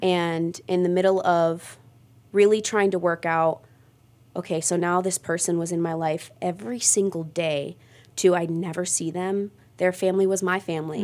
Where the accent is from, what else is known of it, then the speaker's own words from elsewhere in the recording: Mogadore, Ohio, United States; I grew up in Mogador.